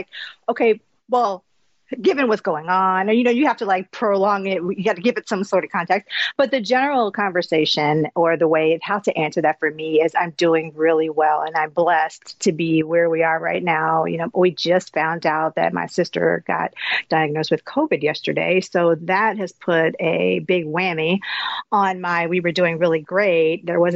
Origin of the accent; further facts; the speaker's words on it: Baltimore, Maryland, United States; moved away as an adult; now in Minnesota, United States; I'm from Baltimore, Maryland, and I grew up in pretty predominantly Black neighborhood